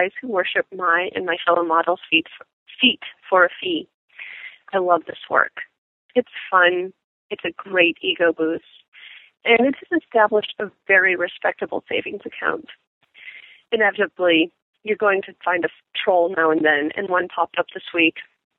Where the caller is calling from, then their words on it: East Coast, United States; I'm calling from the East Coast.